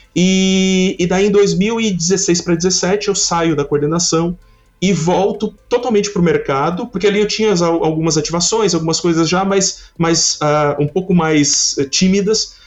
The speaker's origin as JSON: {"language": "Portuguese", "town": "Criciúma", "region": "Santa Catarina", "country": "Brazil", "said": "eu sou de Criciúma, Santa Catarina"}